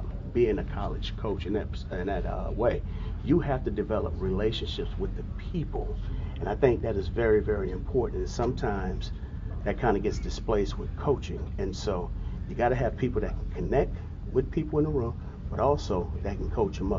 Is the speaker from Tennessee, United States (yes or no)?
no; Southern California, United States; moved away; I grew up in Southern California